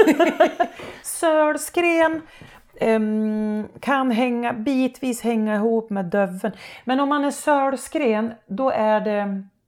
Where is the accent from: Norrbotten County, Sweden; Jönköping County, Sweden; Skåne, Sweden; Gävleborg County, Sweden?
Gävleborg County, Sweden; Hälsingland; accent: Hälsingemål; hemma i Rumstad där jag är uppvuxen